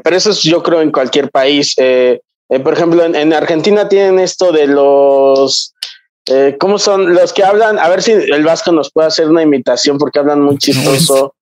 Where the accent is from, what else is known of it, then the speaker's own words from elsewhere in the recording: Mexico; soy un mestizo y, ya no soy ni siquiera mestizo, soy mexicano